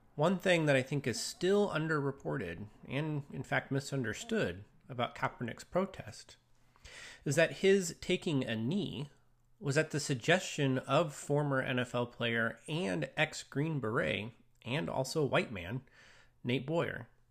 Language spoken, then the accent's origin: English; United States; also born or lived in Longview, Washington; as a Christian and as an American